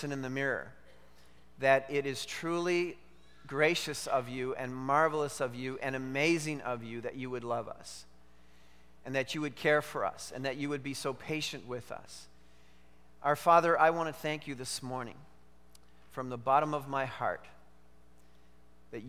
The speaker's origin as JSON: {"language": "English", "country": "Canada", "said": "I am a Canadian"}